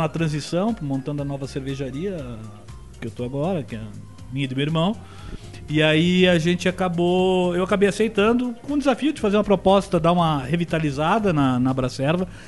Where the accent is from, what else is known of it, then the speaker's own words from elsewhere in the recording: Blumenau, Santa Catarina, Brazil; eu sou de Blumenau